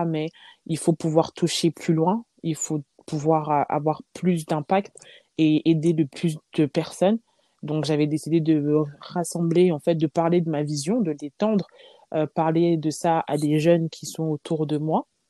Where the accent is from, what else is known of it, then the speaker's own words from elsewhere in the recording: Lyon, Auvergne-Rhône-Alpes, France; J'ai grandi à Lyon, je suis née à Lyon